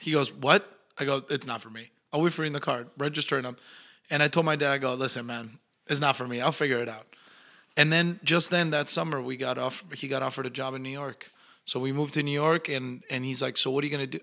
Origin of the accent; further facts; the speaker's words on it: Argentina; accent: Argentinian; moved away; also born or lived in Mexico / Los Angeles; my natural accent is Argentinian